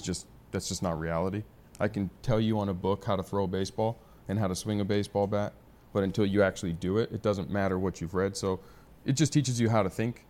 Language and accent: English; San Diego, California, United States; also born or lived in Arizona; San Diego, Scripps Ranch for, uh, high school. And family's been here, been here born and raised